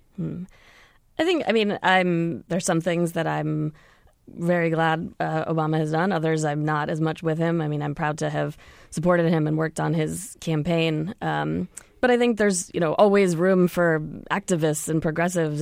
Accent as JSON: {"language": "English", "town": "Cambridge", "region": "Massachusetts", "country": "United States", "tie": "born or raised there", "moved": "yes", "lives_now": "Chicago, United States", "said": "I am from Cambridge, yes. I live in Chicago these days"}